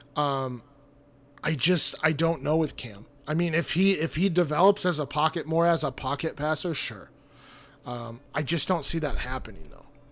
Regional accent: Fort Collins, Colorado, United States; now in St. Louis, United States; I grew up in Colorado. Um, I was raised in Fort Collins, Colorado, so kinda, I mean, I'm, I'm a Colorado guy through and through

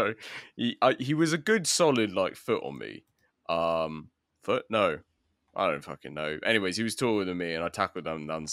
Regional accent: London, United Kingdom; also born or lived in Bristol; as a Londoner

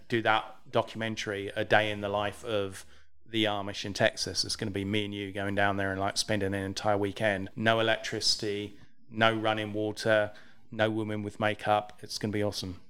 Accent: England, United Kingdom; I'm English.

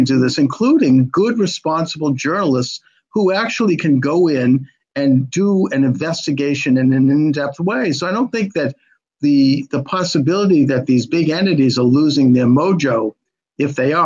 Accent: Quincy, Massachusetts, United States; I've been a Bostoner all my life. I'm from Quincy, but I've been in the area

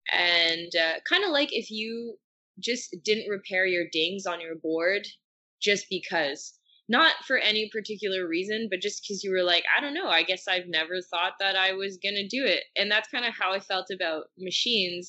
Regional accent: Gatineau, Quebec, Canada; moved away as an adult; now in Montreal, Canada; I'm from Gatineau

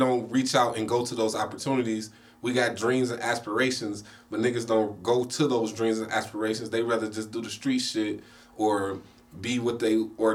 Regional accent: Cleveland, Ohio, United States; Cleveland is my hometown.

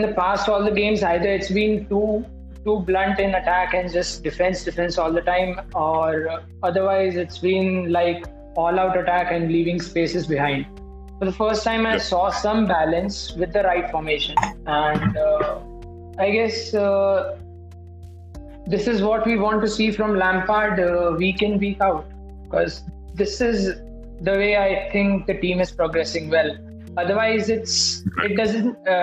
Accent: Indore, Madhya Pradesh, India; I'm from Indore

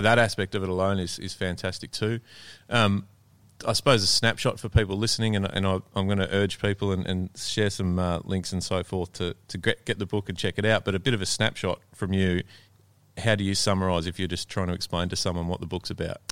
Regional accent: Melbourne, Victoria, Australia; I'm from Melbourne

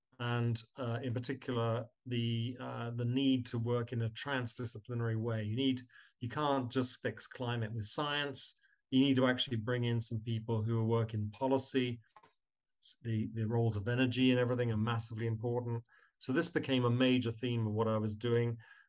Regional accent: Cornwall, South West England, United Kingdom; moved away as an adult; also born or lived in Newcastle; now in New York, United States; I grew up in Cornwall in southwest England.

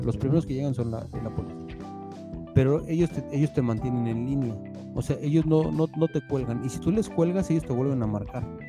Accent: Mexico; moved away as an adult; now in New Jersey, United States; una persona que no vive en México desde hace 12 años

